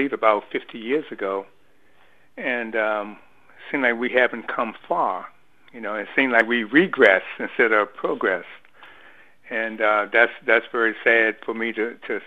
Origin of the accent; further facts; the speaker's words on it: Washington, District of Columbia, United States; growing up in Washington, D.C. during that time of the 60s